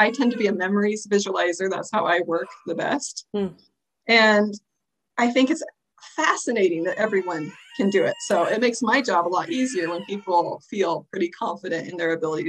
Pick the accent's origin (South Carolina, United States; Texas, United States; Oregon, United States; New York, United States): Oregon, United States; now in Utah, United States; I live in Utah. I moved here about a year or so ago, and I'm loving it. I came from Oregon, beautiful place, and I miss it.